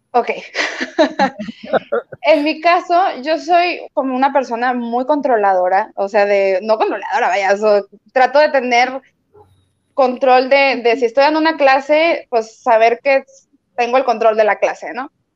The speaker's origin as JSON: {"language": "Spanish", "town": "Torreón", "region": "Coahuila", "country": "Mexico", "moved": "yes", "lives_now": "Monterrey, Mexico", "said": "yo no soy de aquí de Monterrey, yo soy de Torreón"}